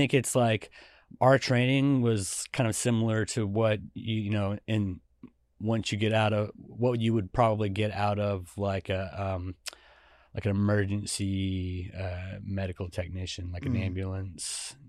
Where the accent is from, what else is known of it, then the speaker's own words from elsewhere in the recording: Georgia, United States; I grew up at the first part of it kind of on a farm.